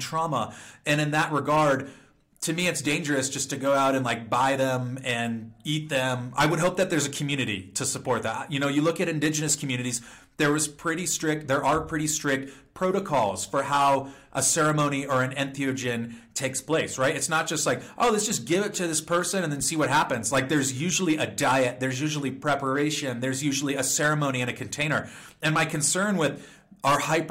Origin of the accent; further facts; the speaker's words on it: California, United States; I'm from California